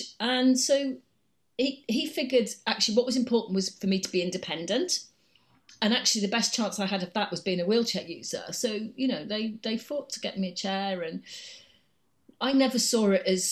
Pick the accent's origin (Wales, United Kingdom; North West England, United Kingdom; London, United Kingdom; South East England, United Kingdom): Wales, United Kingdom; Cardiff; I was born in Cardiff. That's where I grew up.